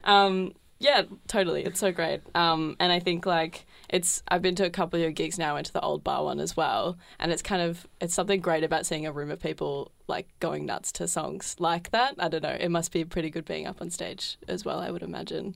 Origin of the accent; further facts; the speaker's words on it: Geelong, Victoria, Australia; now in Melbourne, Australia; I'm from Geelong originally